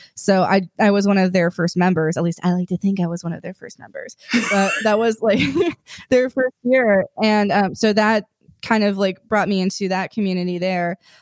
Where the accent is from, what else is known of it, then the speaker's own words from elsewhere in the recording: Silicon Valley, California, United States; moved away as an adult; also born or lived in New Mexico; I grew up in Silicon Valley